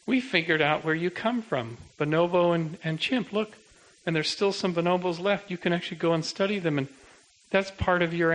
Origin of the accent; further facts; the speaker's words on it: Canada; I'm a Canadian